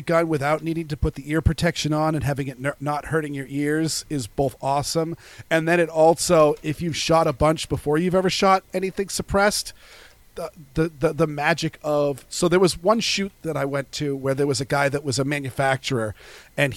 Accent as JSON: {"language": "English", "town": "Portland", "region": "Maine", "country": "United States", "tie": "born or raised there", "said": "I grew up in the Portland, Maine region, which is extremely liberal white suburbia"}